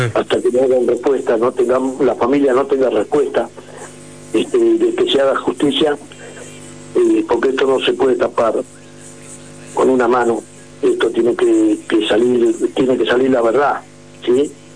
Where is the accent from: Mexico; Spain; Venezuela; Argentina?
Argentina; San Martín de los Andes, Neuquén; San Martín de los Andes, de mi pueblo, o que decir mi pueblo, nuestro pueblo